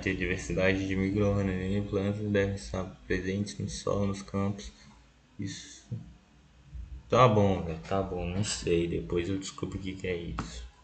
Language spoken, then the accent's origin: Portuguese; Brasília, Federal District, Brazil; É, porque também a sede também fica aqui em Brasília, eu sou de Brasília.